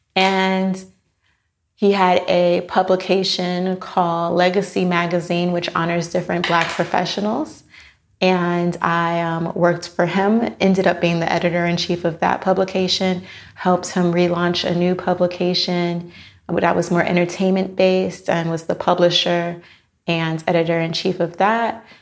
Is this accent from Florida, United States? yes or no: yes; Miami, Florida, United States; moved away as an adult; I am from Miami, Florida.